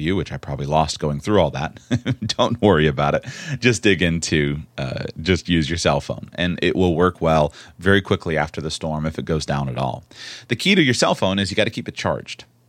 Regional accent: Florida, United States; I was born and raised in Florida

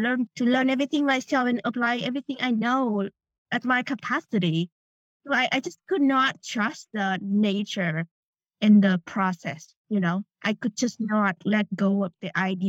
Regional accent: Vietnam; moved away; I grew up in Vietnam

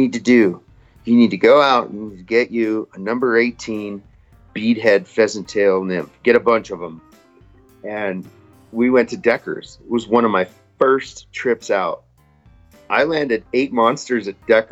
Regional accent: Royal Gorge, Colorado, United States; I grew up spin fishing on the Arkansas River and kind of by, the Royal Gorge, Highway 50, Canyon City to Salida in Buena Vista area.

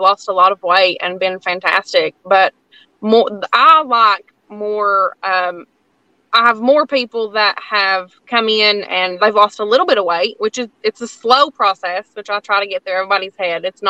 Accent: Lansing, Tennessee, United States; I grew up in Lansing. So I grew up in, you know, not even in town

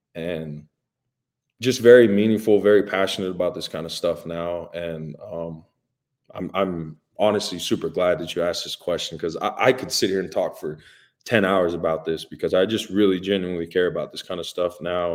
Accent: Hawaii, United States; moved away; growing up in Hawaii

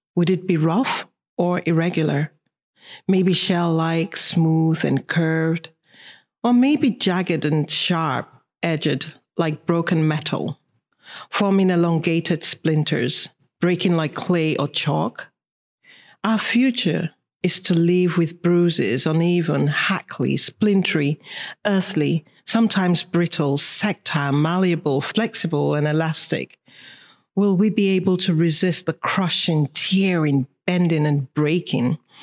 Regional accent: Lagos, Nigeria; born or raised there; moved away; also born or lived in Kano, Nigeria / Paris, France

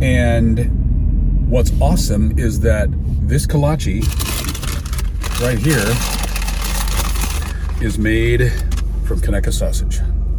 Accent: Alabaster, Alabama, United States; from Alabaster, Alabama. Can't you tell by my accent?

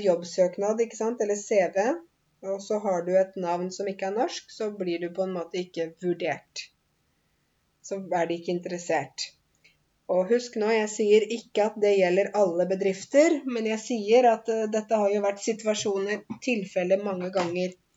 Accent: Norway; selv om jeg er norsk, og selv om jeg er norsklærer til og med

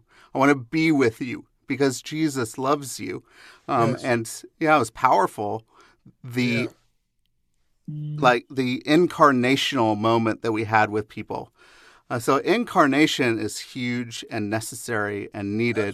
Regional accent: Seattle, Washington, United States; I grew up in Seattle

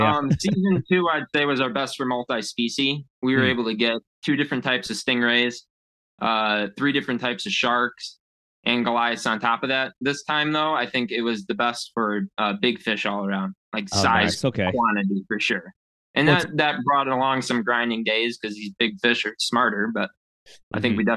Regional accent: Lake Geneva, Wisconsin, United States; Wisconsin, Lake Geneva.

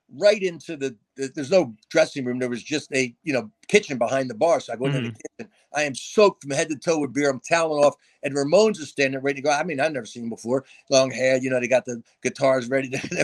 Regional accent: New Jersey, United States; I'm from New Jersey

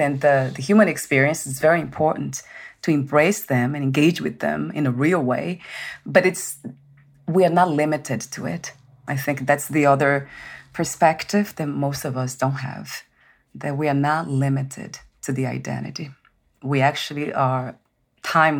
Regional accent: Brazil; I'm from Brazil

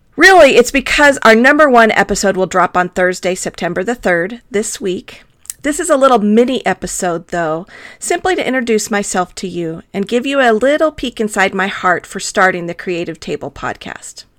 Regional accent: Tucson, Arizona, United States; also born or lived in Texas; I was born in Texas, but I have lived most of my life in the desert southwest of Arizona. I love Tucson

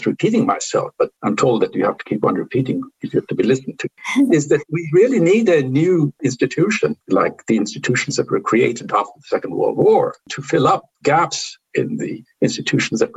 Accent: India; I come from India, from a part of the Indian culture, which didn't feel there is a limit to what you can discuss

